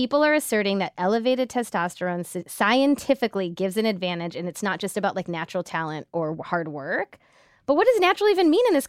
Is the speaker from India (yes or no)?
yes; India; And also just like one of India's few Olympic athletes, period, which as an Indian